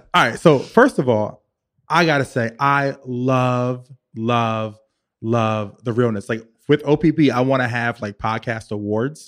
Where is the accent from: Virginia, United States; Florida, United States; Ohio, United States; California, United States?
Virginia, United States; Richmond; now in New York City, United States; I'm from Virginia, I'm from Richmond